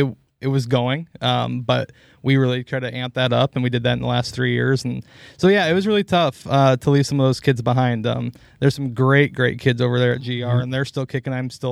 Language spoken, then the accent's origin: English; Lone Tree, Iowa, United States; I grew up in Lone Tree, Iowa, down south of Iowa City there.